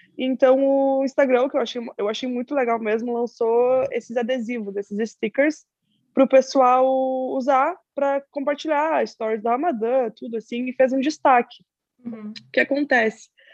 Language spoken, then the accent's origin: Portuguese; Pelotas, Rio Grande do Sul, Brazil; eu sou de uma cidade pequena do Rio Grande do Sul, uma cidade chamada Pelotas